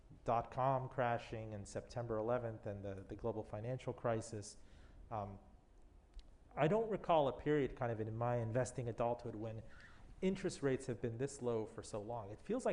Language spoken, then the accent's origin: English; Miami, Florida, United States; I grew up in Miami and we had Savings of America.